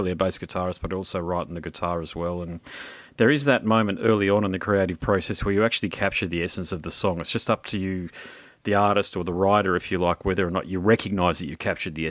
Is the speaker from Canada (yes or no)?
no; Queensland, Australia; I'm a Queenslander